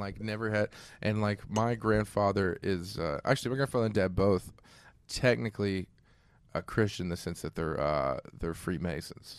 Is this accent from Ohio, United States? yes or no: yes; Ohio, United States; I'm from Ohio